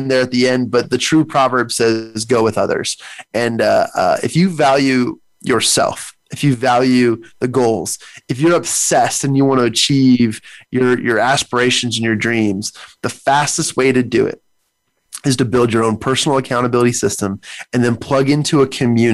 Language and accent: English; United States; as an American, as a citizen